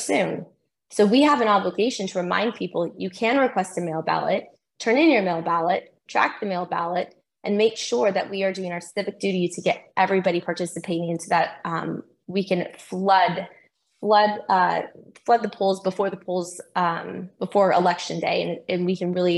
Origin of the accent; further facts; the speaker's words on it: California, United States; I'm from the People's Republic of California